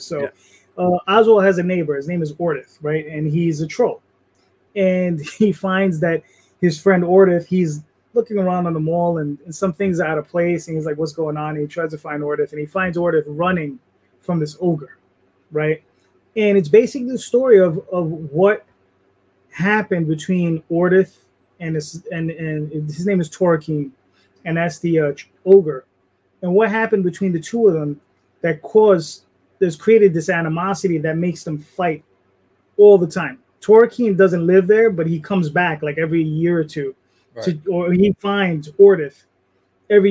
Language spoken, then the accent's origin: English; New York, United States; I'm Hispanic, you're Hispanic, we're Puerto Rican, we're from New York